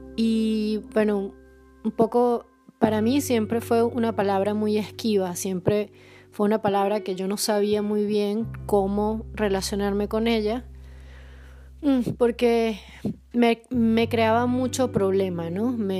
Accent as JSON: {"language": "Spanish", "town": "Caracas", "region": "Capital District", "country": "Venezuela", "also_born_or_lived": "southern Poland", "moved": "yes", "lives_now": "Poland", "said": "soy caraqueña y grabo desde el sur de Polonia"}